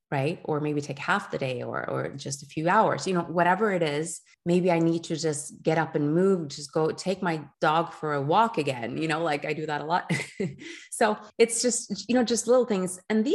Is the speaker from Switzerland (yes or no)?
yes; Geneva, Switzerland; first language French; English is a second language; moved away as an adult; now in Oslo, Norway; you know, we came from Switzerland, from Geneva, French speaking. So we had our kids for 2 years in the Norwegian public system, and then we moved them over to the French school in Oslo.